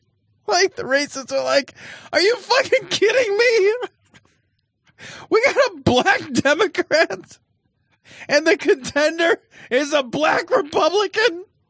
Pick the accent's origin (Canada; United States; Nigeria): Canada; We don't fucking know any better. We're Canadian.